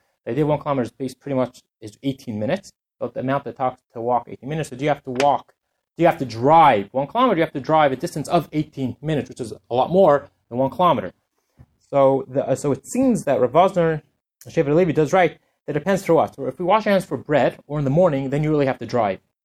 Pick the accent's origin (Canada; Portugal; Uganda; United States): Canada; I'm from Canada, I'll use the kilometers